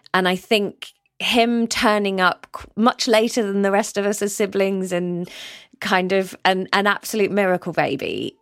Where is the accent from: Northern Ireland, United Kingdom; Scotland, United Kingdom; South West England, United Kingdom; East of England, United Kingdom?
South West England, United Kingdom; Somerset; moved away as an adult; also born or lived in Canterbury, Kent / London; I grew up in Somerset with all my family